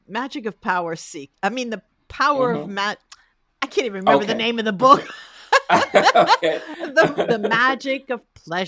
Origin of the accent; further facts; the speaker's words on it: New Jersey, United States; now in Rome, Italy; I grew up in New Jersey in the greater New York area